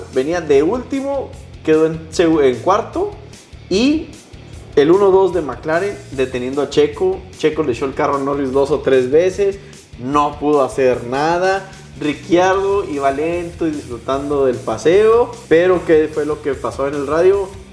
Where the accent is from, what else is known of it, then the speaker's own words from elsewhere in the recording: Mexico; como decimos aquí los mexicanos